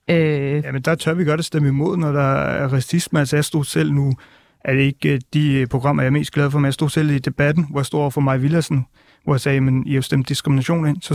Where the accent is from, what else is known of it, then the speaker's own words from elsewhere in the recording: North India, India; Jeg kommer selv fra Nordindien, hvor mit folk blev slagtet af den indiske regering i 1984.